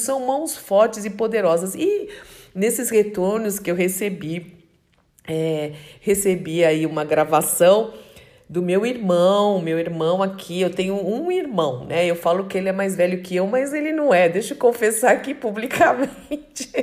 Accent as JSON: {"language": "Portuguese", "country": "Brazil", "said": "como brasileira, eu quero orar pela minha nação"}